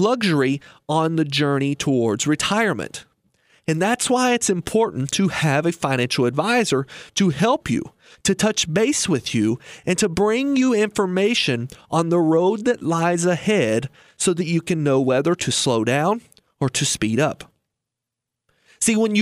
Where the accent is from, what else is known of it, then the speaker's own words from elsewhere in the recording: Lebanon, Kentucky, United States; I was raised in Lebanon, Kentucky